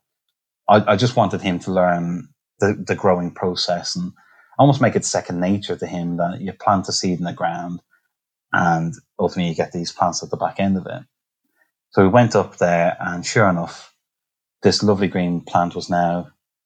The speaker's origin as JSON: {"language": "English", "country": "Ireland", "moved": "yes", "lives_now": "Nottingham, United Kingdom", "said": "I'm Irish"}